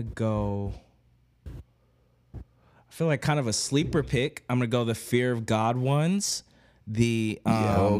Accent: Oklahoma City, Oklahoma, United States; now in New York City, United States; I'm from Oklahoma City

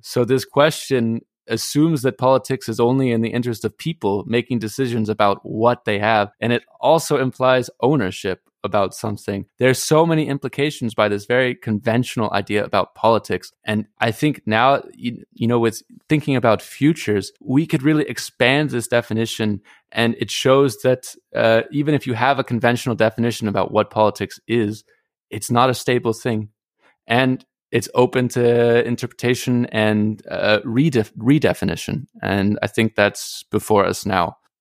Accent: United States; moved away; as an American

